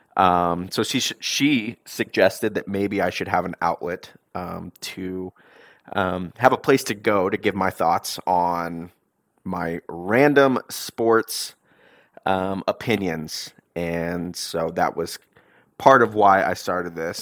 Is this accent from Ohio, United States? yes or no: no; Coppell, Texas, United States; moved away as an adult; also born or lived in Dallas, Texas / Charlottesville, Virginia; now in New York City, United States; I was born in Dallas, raised in Coppell, Texas, right outside of Dallas